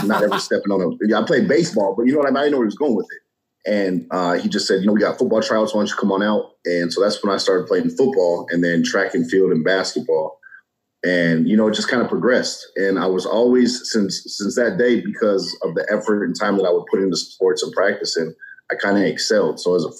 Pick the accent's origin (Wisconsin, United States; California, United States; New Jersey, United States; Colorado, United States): Colorado, United States; Colorado Springs; Originally, I'm from Colorado Springs, Colorado, and my dad's military, so I have a military background